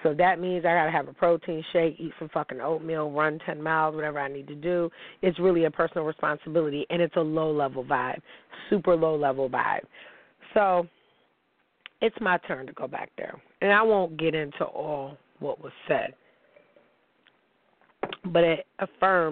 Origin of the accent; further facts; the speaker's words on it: Niagara Falls, New York, United States; also born or lived in Pittsburgh; I'm from Niagara Falls